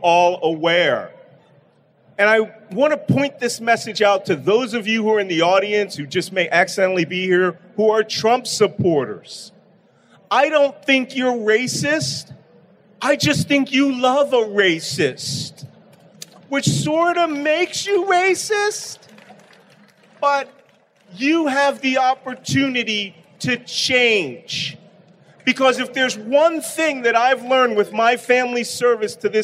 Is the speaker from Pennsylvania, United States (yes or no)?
yes; Philadelphia, Pennsylvania, United States; I'm from Philadelphia.